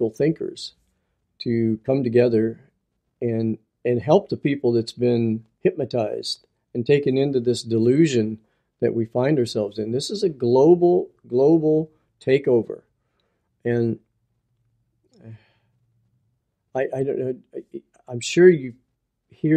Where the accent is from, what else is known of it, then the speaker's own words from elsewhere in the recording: West Virginia, United States; He moved to West Virginia, which is my home state too